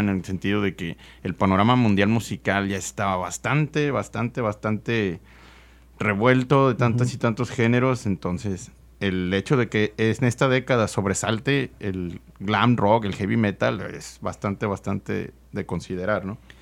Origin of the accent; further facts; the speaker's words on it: Nuevo León, Mexico; nosotros crecimos aquí escuchando música en la localidad, aquí en, Nuevo León